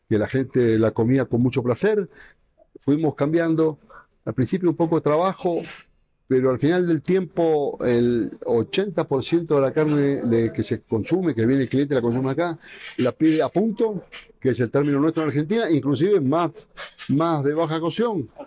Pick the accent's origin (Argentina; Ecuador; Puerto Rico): Ecuador; yo crecí con la gastronomía, yo prácticamente crecí con la gastronomía en Ecuador y hoy la gastronomía de Ecuador es lo que es